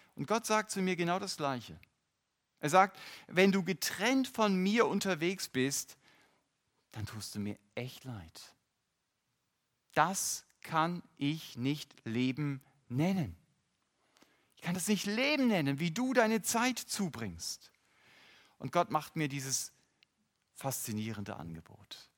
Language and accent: German; North German coast, Northern Germany, Germany; Ich bin an der norddeutschen Küste groß geworden